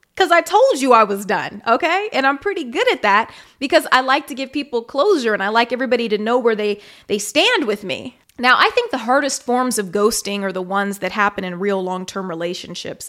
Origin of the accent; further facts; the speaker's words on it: Kansas City, Missouri, United States; moved away; also born or lived in Las Vegas, Nevada / Dallas; I grew up in Kansas City, Missouri, but also in Las Vegas, Nevada